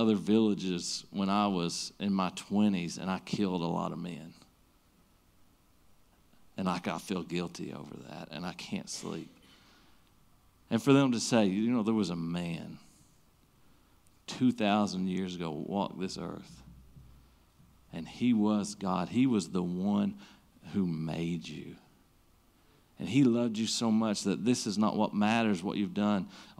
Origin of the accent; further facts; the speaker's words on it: Southern United States, United States; we grew up in the Bible Belt. I mean, pretty much everybody you bump into has heard of Jesus in this place